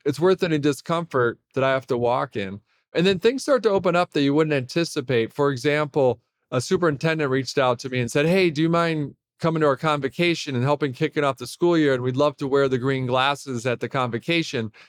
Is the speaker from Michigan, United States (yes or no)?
yes; Detroit, Michigan, United States; I grew up in Detroit.